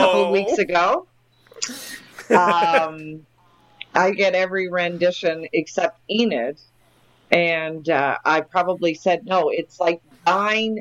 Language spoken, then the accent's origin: English; Moncton, New Brunswick, Canada; my hometown, Moncton, New Brunswick